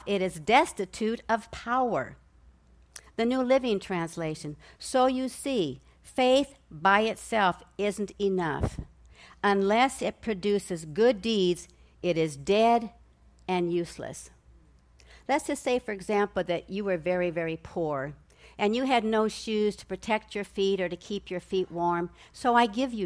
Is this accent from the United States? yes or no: yes; Nebraska, United States; I grew up in Nebraska. I'm a Cornhusker, and I lived in the country